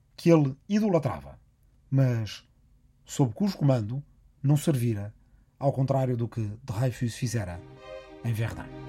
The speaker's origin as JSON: {"language": "Portuguese", "town": "Arrifana", "region": "Ribatejo", "country": "Portugal", "said": "a minha aldeia de Arrifana, no Ribatejo"}